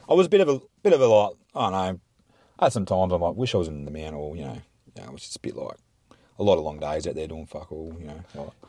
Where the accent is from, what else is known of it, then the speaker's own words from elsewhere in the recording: Mount Gambier, South Australia, Australia; also born or lived in Victoria, Australia / Tantanoola, South Australia; moved to Mount Gamburn when I was two, two and a half